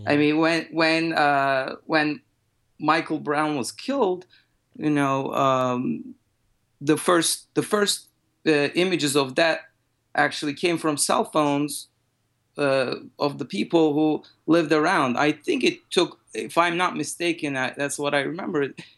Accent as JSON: {"language": "English", "country": "Turkey", "second_language": "English", "said": "I'm originally from Turkey, and what happened in Turkey after the Arab Spring, that was also some, you know, unrest"}